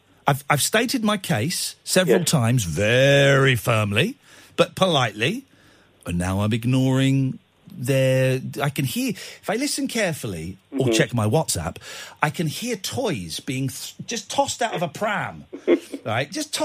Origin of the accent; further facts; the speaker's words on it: Manchester, North West England, United Kingdom; Hang on, I'm from Manchester.